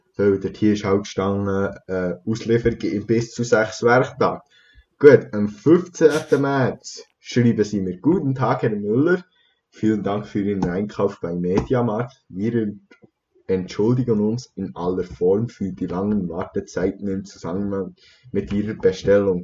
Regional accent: Switzerland; bei uns in der Schweiz

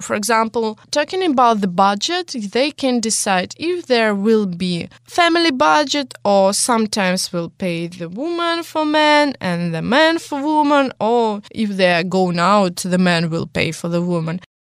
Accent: Russia; English is a second language; I was born in Russia

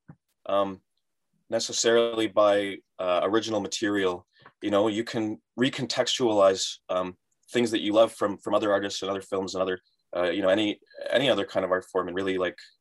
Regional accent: Vaughan, Ontario, Canada; I was from Vaughan

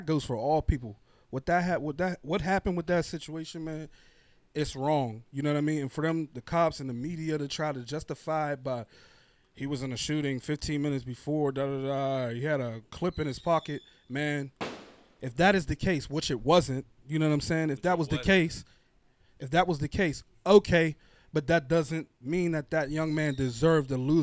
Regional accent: Braddock, Pennsylvania, United States; also born or lived in East Pittsburgh, Pennsylvania; I'm coming from Braddock

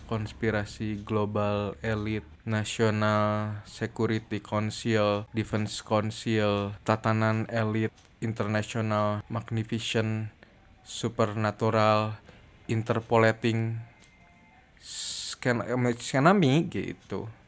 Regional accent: West Java, Indonesia; aku kan orang Sunda ya aku nggak bisa ngomong F ini nggak bisa ngomong V jadi ngomongnya P

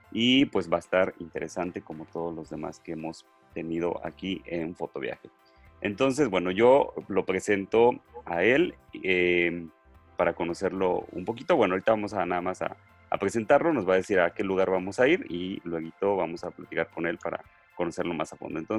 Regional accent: Mexico; Y ya estas fechas cada vez están más cerca y sin duda, pues son de las que más disfrutamos como mexicanos.

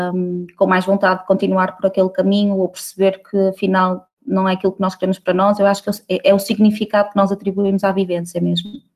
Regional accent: Barcelos, Norte, Portugal; also born or lived in Braga / Aveiro; now in Porto, Portugal; eu sou de Barcelos

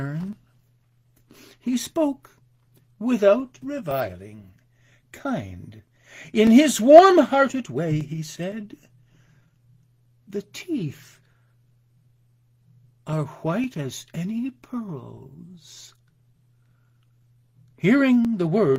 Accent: Binghamton, New York, United States; a street in Binghamton, my hometown

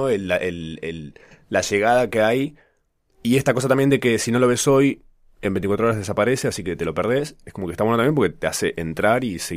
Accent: Córdoba, Argentina; moved away as an adult; now in Buenos Aires, Argentina; yo soy cordobés y viví 20 años allá. Y mm, lo más gracioso de todo es que yo nunca tuve acento hasta que vine a Buenos Aires a vivir.

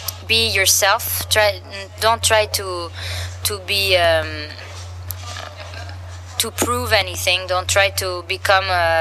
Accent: Samois-sur-Seine, Île-de-France, France; the Django Reinhardt Festival in my hometown

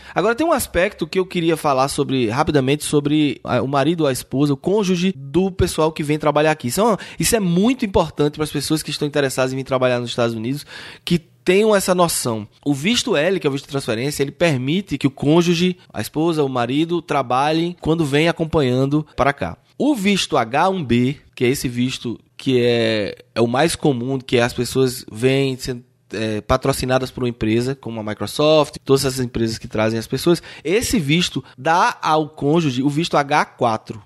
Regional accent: Brazil; now in United States; como brasileiro

